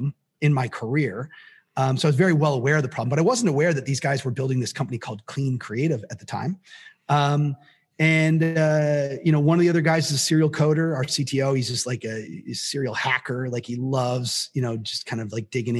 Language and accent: English; Canada; I'm Canadian